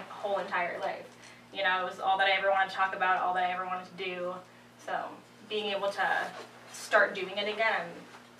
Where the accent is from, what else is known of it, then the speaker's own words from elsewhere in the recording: Poughkeepsie, New York, United States; So I'm from Poughkeepsie, New York.